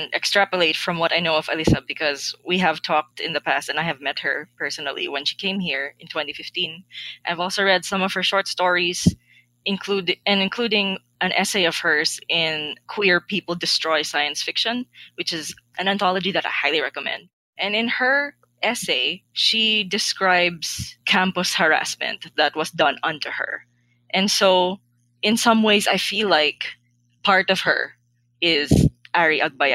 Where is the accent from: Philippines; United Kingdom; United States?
Philippines; as a Filipino